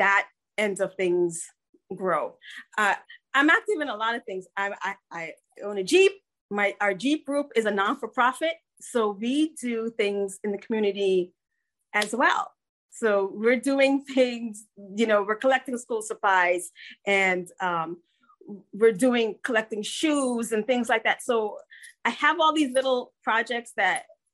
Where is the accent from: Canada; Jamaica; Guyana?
Guyana; Georgetown, Demerara-Mahaica; also born or lived in New Jersey; now in United States; I am an immigrant. I was born in Georgetown, Guyana, South America, and emigrated here with my parents.